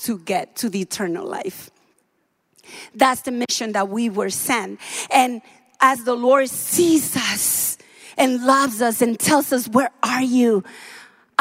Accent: Dominican Republic; moved away; I am from the Dominican Republic. I am from a Caribbean island.

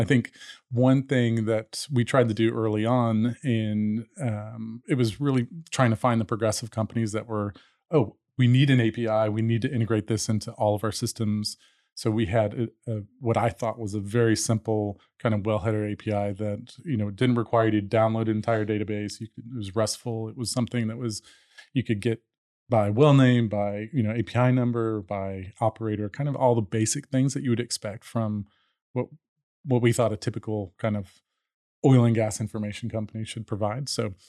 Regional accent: Dallas, Texas, United States; also born or lived in Colorado; So, born in Colorado, grew up mostly in Dallas, and was interested kind of in technology and kind of information all along. Went to Texas A&M undergrad

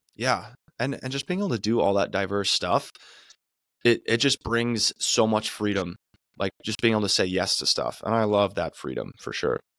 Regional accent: Arizona, United States; now in California, United States; I'm from Arizona

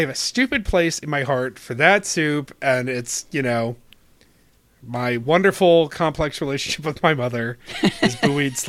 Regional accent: Rochester, New York, United States; moved away; also born or lived in Rhode Island; my hometown

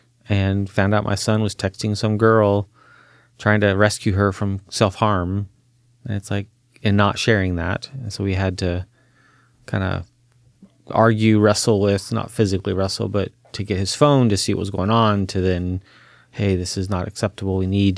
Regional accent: Chile; My dad was a Boy Scout and did all that, but then I grew up in Chile, South America, and there wasn't that, so he didn't get to do that with me.

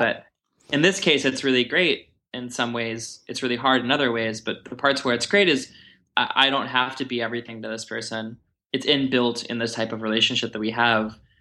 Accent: Texas, United States; moved away as an adult; I'm used to from Texas

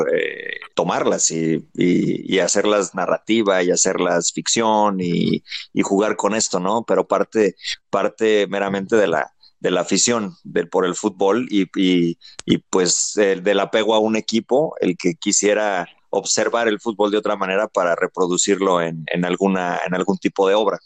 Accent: Mexico

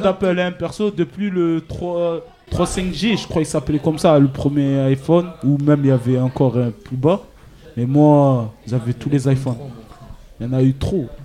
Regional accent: Félix Pyat, Provence-Alpes-Côte d'Azur, France; j'ai grandi à Félix Piat

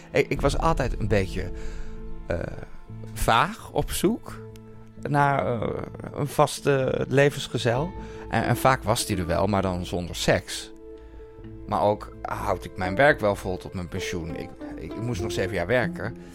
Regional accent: Enschede, Overijssel, Netherlands; in discotheek Zodiac in Enschede waar ik vandaan kom.

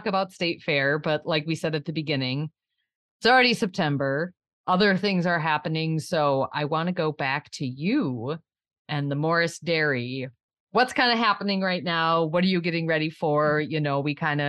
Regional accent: Le Sueur County, southern Minnesota, United States; I am from Le Sueur County in southern Minnesota.

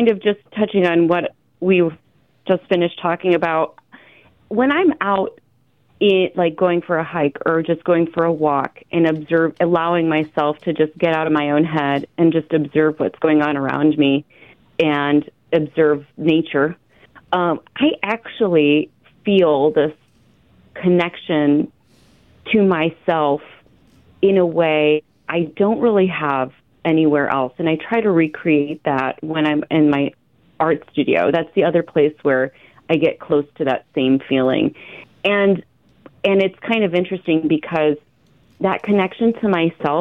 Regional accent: Clinton, Iowa, United States; I'm like a born and bred Iowan. I was born and raised in Clinton, Iowa, and I left for several years and just moved back to the area in like 2016, 2017

